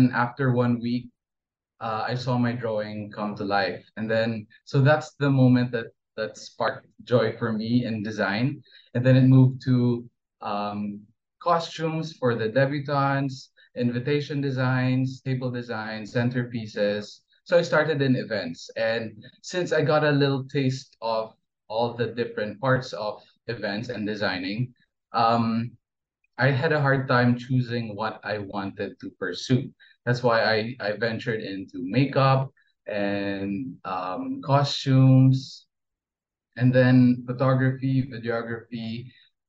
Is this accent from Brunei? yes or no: yes; Brunei; So I was born and raised in Brunei, and Brunei is a Muslim and very conservative country. But both of my parents are Filipino